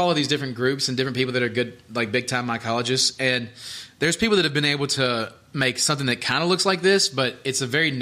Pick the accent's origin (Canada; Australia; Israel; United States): United States; the South; growing up in the South